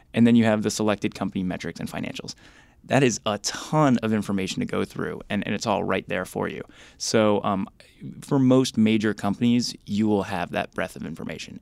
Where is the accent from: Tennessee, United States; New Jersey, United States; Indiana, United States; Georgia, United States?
New Jersey, United States; Bergen County; I grew up in Bergen County, New Jersey